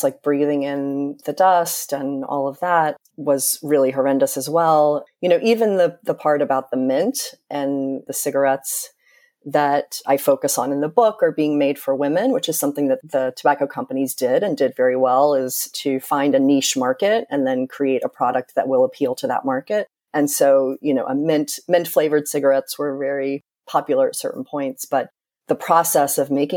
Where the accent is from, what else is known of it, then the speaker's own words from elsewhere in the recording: North Carolina, United States; I grew up in North Carolina and spent a lot of time in Winston-Salem